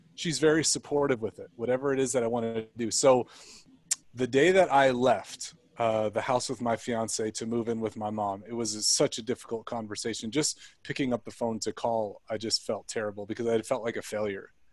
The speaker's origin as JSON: {"language": "English", "area": "Central Coast", "region": "California", "country": "United States", "tie": "born or raised there", "said": "we grew up in California, and um, on the Central Coast, like by Santa Barbara"}